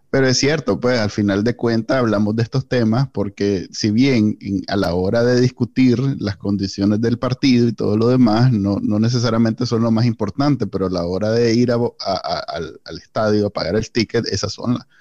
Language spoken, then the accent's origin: Spanish; Nicaragua; porque pues somos nicaragüenses y esa es la forma en que los nicaragüenses nos relacionamos desde que existimos